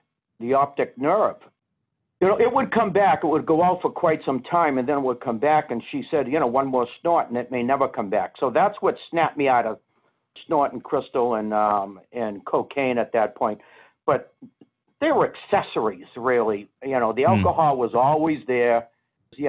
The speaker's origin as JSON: {"language": "English", "town": "Boston", "region": "Massachusetts", "country": "United States", "said": "I was being from Boston"}